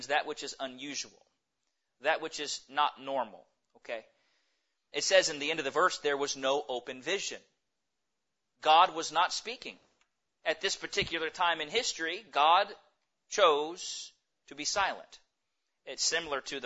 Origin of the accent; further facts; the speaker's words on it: United States; we as American Christians